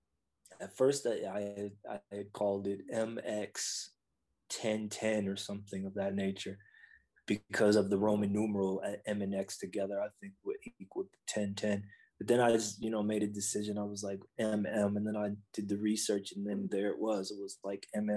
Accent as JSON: {"language": "English", "town": "Buffalo", "region": "New York", "country": "United States", "tie": "born or raised there", "said": "I grew up in Buffalo"}